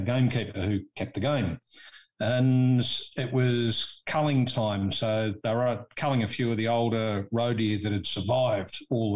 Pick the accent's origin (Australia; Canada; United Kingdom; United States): Australia; I'm an Aussie